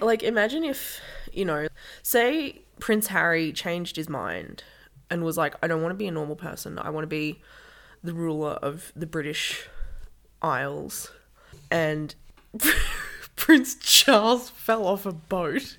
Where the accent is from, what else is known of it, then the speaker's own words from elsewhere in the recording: Hay, New South Wales, Australia; my hometown of Hay